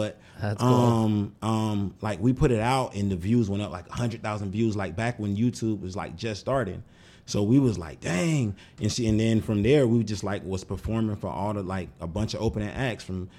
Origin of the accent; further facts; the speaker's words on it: Florida, United States; I had never seen snow. Never. Oh, I'm from Florida, so you know what I mean?